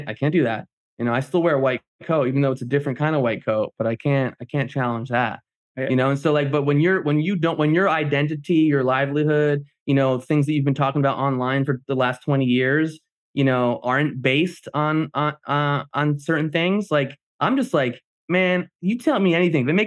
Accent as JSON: {"language": "English", "region": "New Jersey", "country": "United States", "said": "I'm Jersey. I'm from New Jersey. I'm a Greek"}